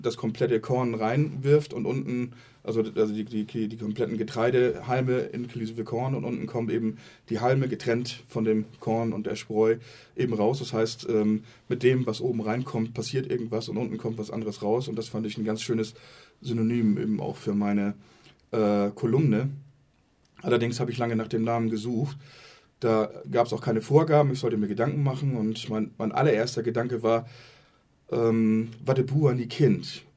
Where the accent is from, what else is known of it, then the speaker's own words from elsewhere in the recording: Germany; bei uns in Deutschland